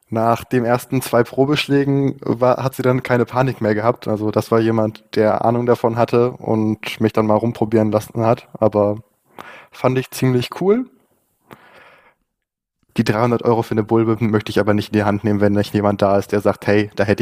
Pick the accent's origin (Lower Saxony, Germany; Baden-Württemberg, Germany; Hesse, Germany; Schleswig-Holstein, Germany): Baden-Württemberg, Germany; Ich komme aus der Region Baden-Württemberg, so Ecke Heidelberg, Mannheim noch ist in der Nähe.